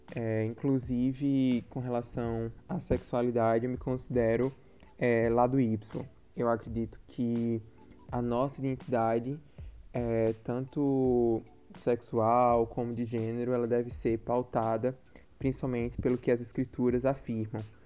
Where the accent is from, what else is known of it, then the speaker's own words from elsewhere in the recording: Campina Grande, Paraíba, Brazil; sou de Campina Grande, Paraíba